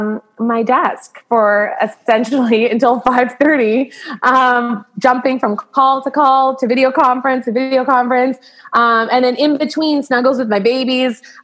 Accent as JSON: {"language": "English", "town": "Tsawwassen", "region": "British Columbia", "country": "Canada", "tie": "born or raised there", "also_born_or_lived": "Vancouver, British Columbia", "said": "I grew up in Tawasin, BC, until I was about 12. And then I moved to the big city, moved to Vancouver when I was about 12 and went to high school in Vancouver"}